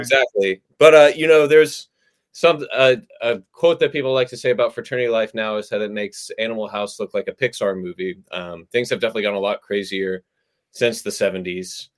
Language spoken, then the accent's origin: English; Texas, United States; moved away as an adult; also born or lived in New York; I grew up in the South. I grew up in Texas, if you count that as the South